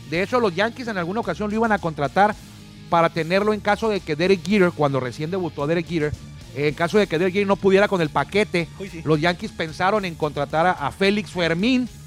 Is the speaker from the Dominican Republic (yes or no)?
no; Mexico